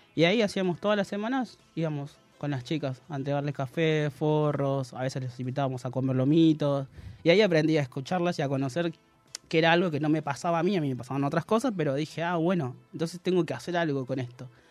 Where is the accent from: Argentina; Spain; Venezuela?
Argentina; Córdoba; Soy cordobés